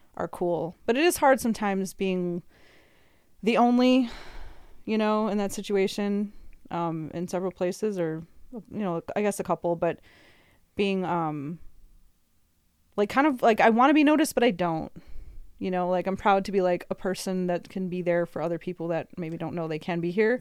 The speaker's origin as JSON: {"language": "English", "region": "Midwest", "country": "United States", "also_born_or_lived": "California", "moved": "yes", "said": "me being a Midwesterner"}